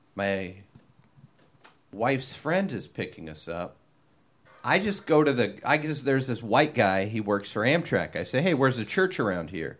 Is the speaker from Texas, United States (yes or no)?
no; Long Beach, California, United States; I grew up in Long Beach.